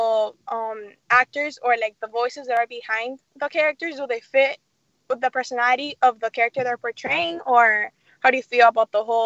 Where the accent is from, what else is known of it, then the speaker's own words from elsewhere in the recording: Miami, Florida, United States; Hey, welcome back. … from Miami, and you're listening to Kids First Coming Attractions.